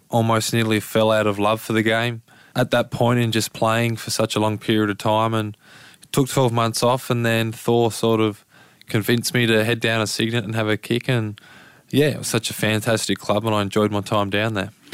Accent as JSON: {"language": "English", "town": "Lauderdale", "region": "Tasmania", "country": "Australia", "tie": "born or raised there", "said": "down in Lauderdale. So I've been a Lauderdale boy through and through"}